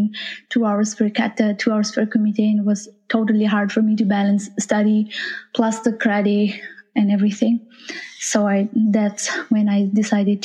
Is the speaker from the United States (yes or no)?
no; Nepal; I'm from Nepal, is where you have Mount Everest there